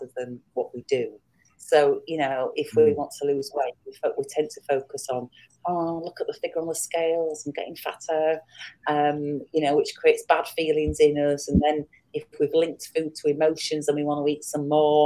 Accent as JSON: {"language": "English", "region": "England", "country": "United Kingdom", "said": "I'm from England"}